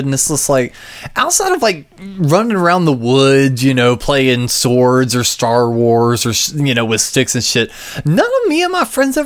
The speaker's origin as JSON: {"language": "English", "town": "Gaffney", "region": "South Carolina", "country": "United States", "tie": "born or raised there", "said": "I grew up in Gaffney, South Carolina"}